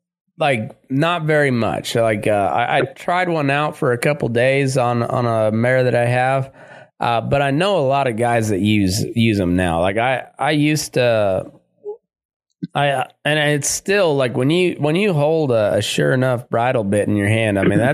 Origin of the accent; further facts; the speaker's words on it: Texas, United States; except they just have a different tradition than the folks where we grew up in Texas in particular. And then like, and up in towards, to where I grew up in the Great Plains area